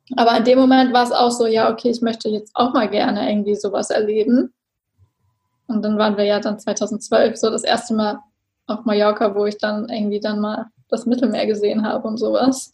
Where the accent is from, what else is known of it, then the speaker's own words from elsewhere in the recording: Germany; ich komme aus der Nähe von Hamburg